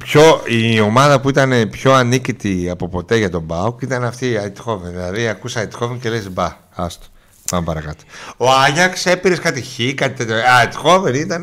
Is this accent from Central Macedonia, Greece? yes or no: yes; Thessaloniki, Central Macedonia, Greece; από εδώ είμαι από Θεσσαλονίκη